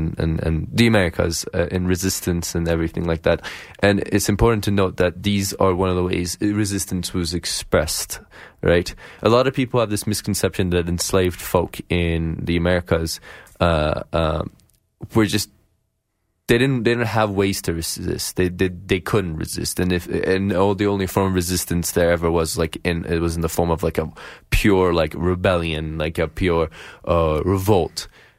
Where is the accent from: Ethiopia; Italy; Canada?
Ethiopia; Referring to the fact that we're all from Ethiopia.